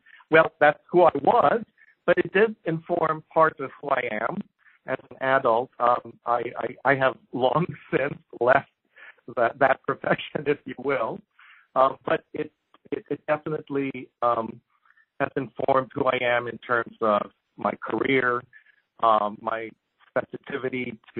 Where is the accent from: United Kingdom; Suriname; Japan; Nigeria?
Japan; So a few things about growing up in Japan. First of all, it's probably one of the safest societies.